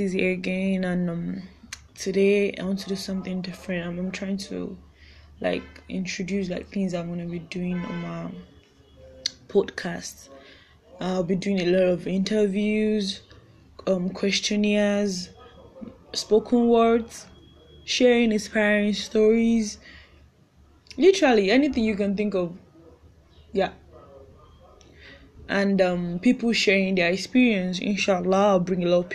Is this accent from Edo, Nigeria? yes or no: no; Ekiti, Nigeria; I'm from Nigeria. Ekiti, also Ekiti to be precise